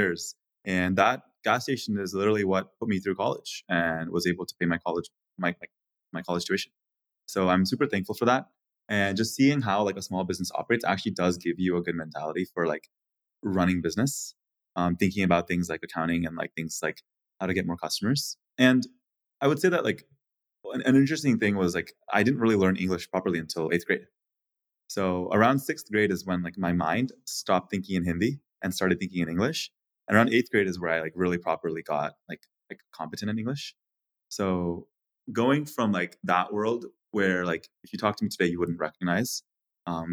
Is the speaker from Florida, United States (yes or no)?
no; Atlanta, Georgia, United States; I moved to the US when I was 6 years old. My dad was an IT consultant, so we moved around every 3 to 6 months. And so we lived in a lot of different states, finally settling in Atlanta. And then I grew up in Atlanta throughout middle school and high school